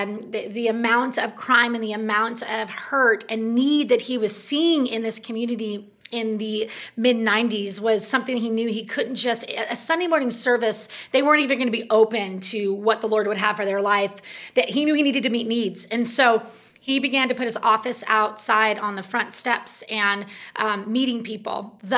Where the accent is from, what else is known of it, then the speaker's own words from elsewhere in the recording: California, United States; I was in a small town in Northern California. At the time, it was a small town.